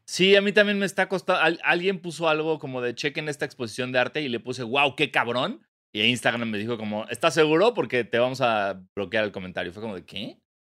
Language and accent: Spanish; Mexico; born or raised there